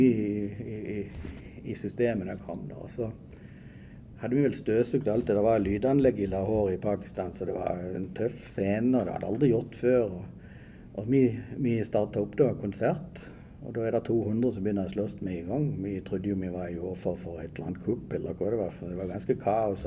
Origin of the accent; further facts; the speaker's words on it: Åmot, Norway; vokste opp liksom hjemme på Åmot, nede her i ei lita gate